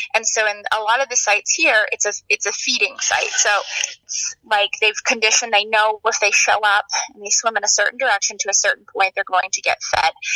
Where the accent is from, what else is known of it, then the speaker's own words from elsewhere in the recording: Maine, United States; I grew up in Maine